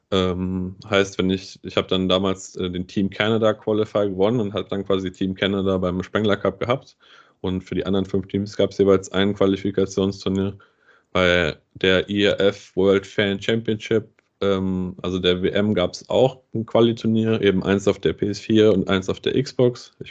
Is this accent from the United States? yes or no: no; Bad Nauheim, Hesse, Germany; ich komme aus Bad Nauheim und mein Vater hat mich dann schon sehr, sehr früh einfach zu den Spielen hier beim, beim EC Bad Nauheim ähm, mitgenommen.